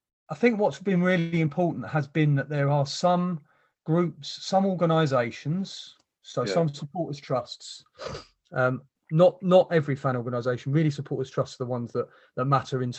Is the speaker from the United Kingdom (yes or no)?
yes; London, United Kingdom; moved away; I was born in Wimbledon, neither of us live where we're from anymore